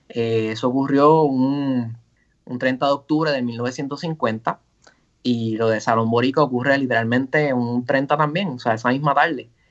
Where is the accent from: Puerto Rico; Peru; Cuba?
Puerto Rico; Ponce; soy ponceño